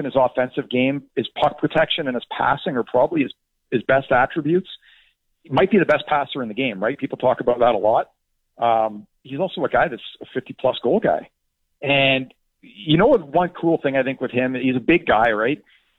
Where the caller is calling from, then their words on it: New Jersey, United States; I'm in New Jersey, and I'm not even from Toronto.